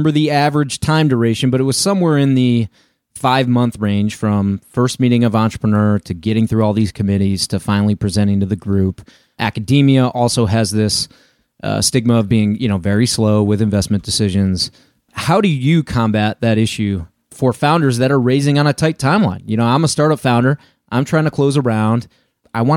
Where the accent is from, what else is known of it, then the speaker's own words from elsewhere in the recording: Illinois, United States; also born or lived in Denver area, Colorado; my hometown here in Illinois